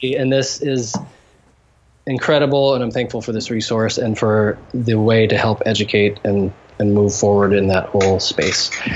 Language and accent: English; United States; moved away as an adult; now in Haiti; as a Western, um, as an American Christian